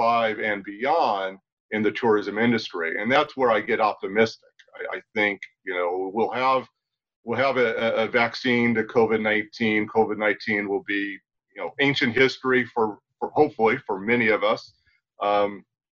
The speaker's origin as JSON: {"language": "English", "country": "United States", "said": "as an American doing business in China"}